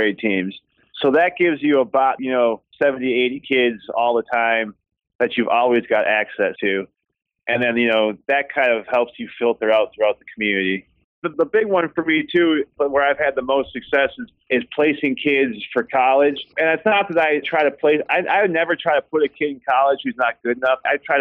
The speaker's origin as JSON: {"language": "English", "town": "Winona", "region": "Minnesota", "country": "United States", "tie": "born or raised there", "said": "I grew up in Winona, Minnesota"}